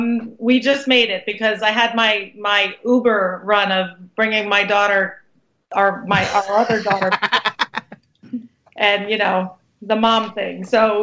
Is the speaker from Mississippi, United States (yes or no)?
no; New York City, New York, United States; now in New Jersey, United States; I'm actually from Brooklyn originally.